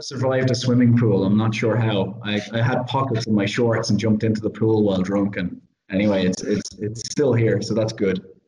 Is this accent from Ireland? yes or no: yes; Ireland; I'm Irish